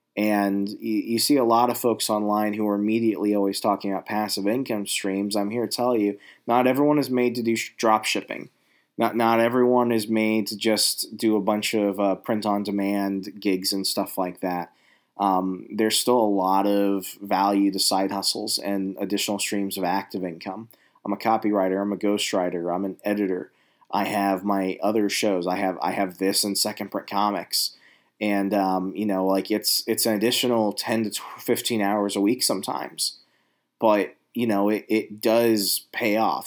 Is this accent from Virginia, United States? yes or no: yes; Virginia, United States; I'm from Virginia. I'm an East Coast